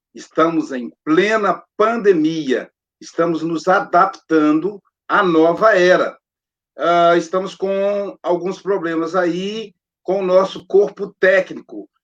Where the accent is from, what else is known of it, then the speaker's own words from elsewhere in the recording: Muriaé, Minas Gerais, Brazil; eu sou de Muriaé